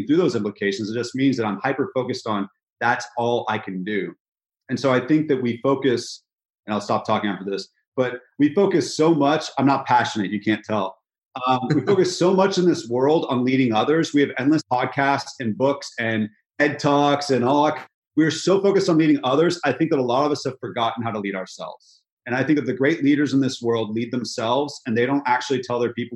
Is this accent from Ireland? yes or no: no; California, United States; moved away as an adult; now in Nashville, United States; So I'm from California. I had to come to a place in Nashville, Tennessee that I'd never been